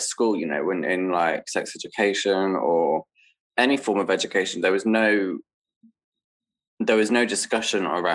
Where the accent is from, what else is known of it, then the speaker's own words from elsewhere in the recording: Dorchester, South West England, United Kingdom; moved away; I grew up in Dorset, which is like southwest England. In Dorchester